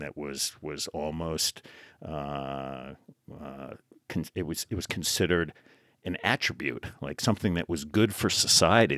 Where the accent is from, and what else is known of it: New Jersey, United States; born or raised there; moved away as an adult